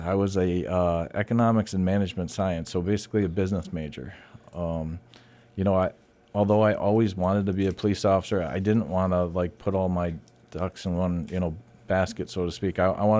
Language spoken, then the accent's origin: English; New York, United States; also born or lived in Latham, New York; However, when I was in high school, my father had relocated to Cortland County, New York, which is smack dab in the center of New York State